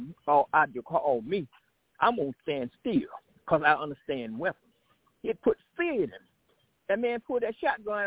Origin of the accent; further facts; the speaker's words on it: Milledgeville, Georgia, United States; when I was growing up in Middle Georgia